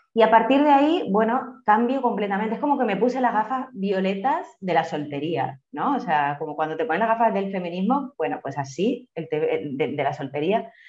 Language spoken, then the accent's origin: Spanish; Spain; moved away as an adult; now in Colombia; soy española, vengo de un contexto rural, eh, yo soy de un pueblito de unos 8.000 habitantes aproximadamente